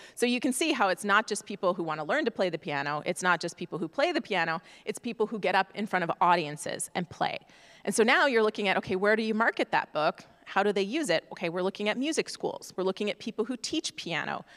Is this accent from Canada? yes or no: yes; Canada; moved away as an adult; now in United States; I am from Canada originally